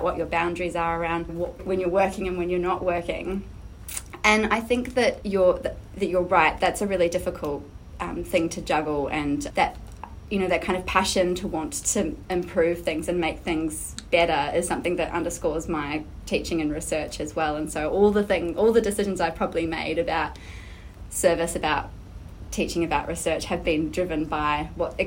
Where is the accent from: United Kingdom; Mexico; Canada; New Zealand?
New Zealand; now in Australia; I'm actually originally from Aotearoa, New Zealand, but have lived in Australia for a number of years now.